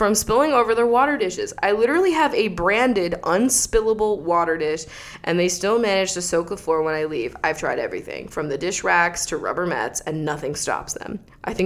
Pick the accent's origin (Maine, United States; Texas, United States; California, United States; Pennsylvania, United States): Pennsylvania, United States; now in Pacific Northwest, United States; I'm from Pennsylvania